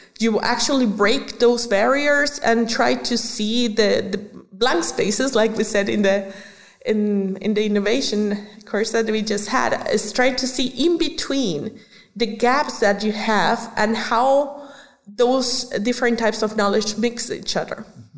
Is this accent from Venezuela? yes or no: yes; Venezuela; English is a second language; My dad is from Germany, born in Venezuela, but from German parents. Uh-huh. And I was born in Venezuela. So when I was growing up, I was basically a culture mixture, so to say.